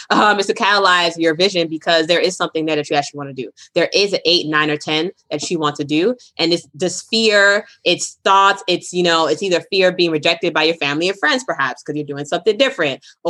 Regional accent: Brooklyn, New York, United States; also born or lived in Boston, Massachusetts; I am from Brooklyn, New York and Boston, Massachusetts.

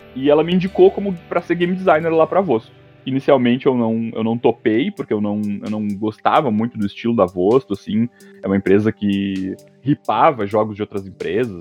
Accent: Santa Maria, Rio Grande do Sul, Brazil; also born or lived in Porto Alegre; Eu sou da, de Santa Maria, da região de, de periferia

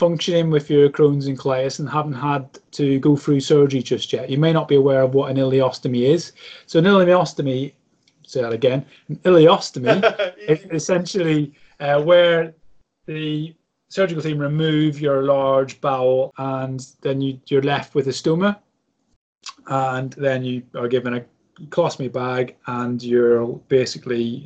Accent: Ireland; as an Irishman

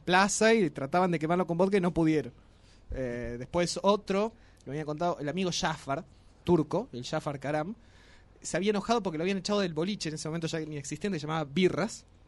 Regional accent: Las Grutas, Río Negro, Argentina; now in Tucumán, Argentina; allá en el sur, de donde soy, en las grutas

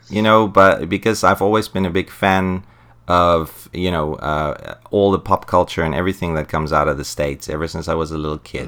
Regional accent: South Africa; I'm from South Africa

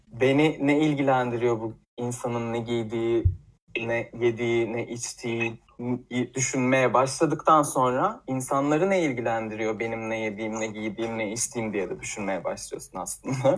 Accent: Tekirdağ, Turkey; moved away as an adult; now in Istanbul, Turkey

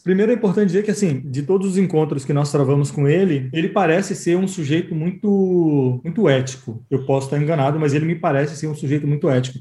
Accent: Mairi, Bahia, Brazil; eu sou do interior da Bahia e lá na minha cidade

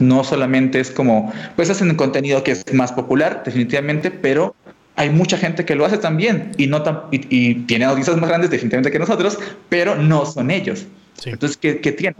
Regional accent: Tacna, Peru; yo soy peruano eh, y estudié en, eh, y no soy de la capital, sino de una ciudad muy chiquita al sur de Perú, en frontera con Chile, que se llama Tacna

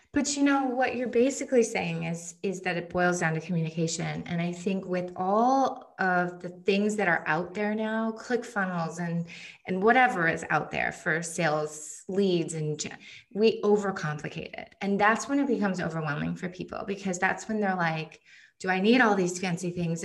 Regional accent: United States; my husband is Finnish and I'm American

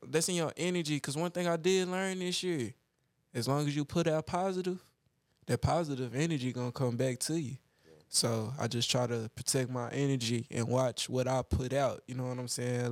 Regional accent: Dallas, Texas, United States; we grew up in Oak Cliff

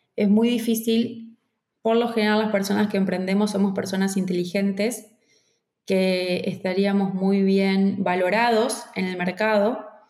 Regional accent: Argentina; me fui sola de Argentina a Venezuela

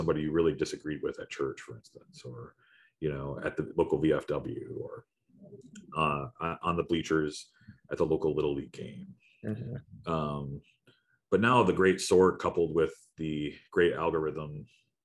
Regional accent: Wisconsin, United States; moved away; I grew up in Wisconsin as a Midwest boy.

